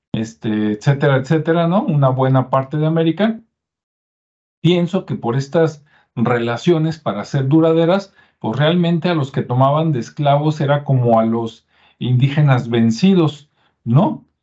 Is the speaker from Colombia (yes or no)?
no; Jalisco, Mexico; de mi tierra, de Jalisco